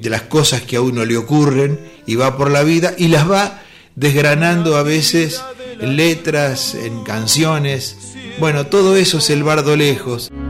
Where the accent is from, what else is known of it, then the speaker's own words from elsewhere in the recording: La Pampa, Argentina; soy nacido y soy habitante de La Pampa, que es mi lugar en el mundo